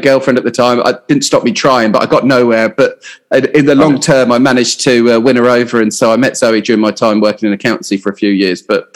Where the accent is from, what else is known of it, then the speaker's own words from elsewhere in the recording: Hampshire, South East England, United Kingdom; moved away as an adult; also born or lived in Portsmouth / Southampton / London / Australia; I grew up in Hampshire, sunny Hampshire.